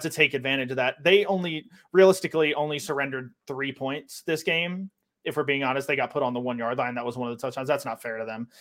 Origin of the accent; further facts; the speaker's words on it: North Carolina, United States; I'm from the North Carolina area